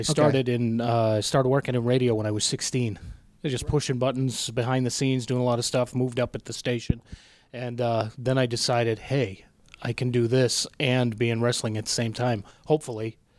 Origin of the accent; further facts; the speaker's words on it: Haverhill, Massachusetts, United States; I actually grew up in Haverhill, Mass.